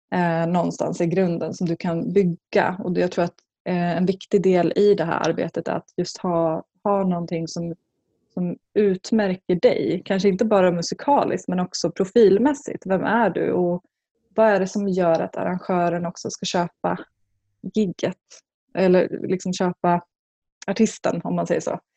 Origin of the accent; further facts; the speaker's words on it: Skinnskatteberg, Västmanland, Sweden; en by som heter Skinnskatteberg i Bergslagen. Jag kommer därifrån